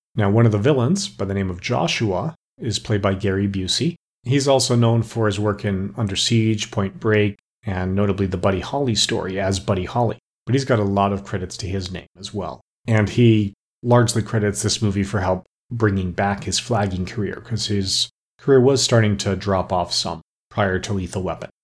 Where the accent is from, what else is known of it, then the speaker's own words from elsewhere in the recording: Alberta, Canada; growing up in Alberta